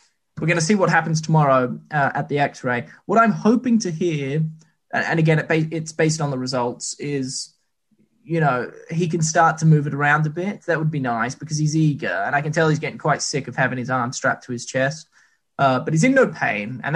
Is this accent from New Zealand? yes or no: yes; New Zealand; I'm actually from New Zealand